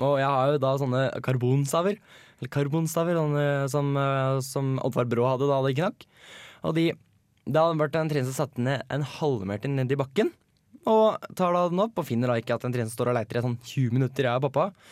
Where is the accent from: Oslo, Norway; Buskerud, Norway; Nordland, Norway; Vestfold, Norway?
Buskerud, Norway; Hønefoss; moved away; Har vært hjemme i Hønefoss